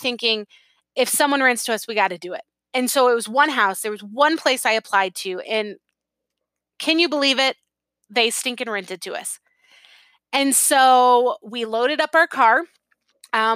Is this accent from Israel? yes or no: no; San Diego, California, United States; moved away as an adult; I had been born and raised in San Diego